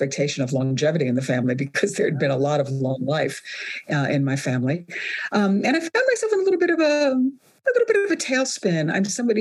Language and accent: English; New York City, New York, United States; also born or lived in Sicily / Calabria; growing up in Brooklyn, 1950s, 1960s